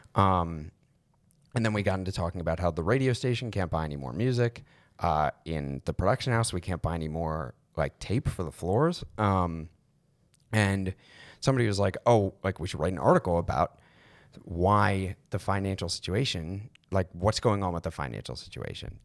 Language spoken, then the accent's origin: English; Maryland, United States; I'm from Maryland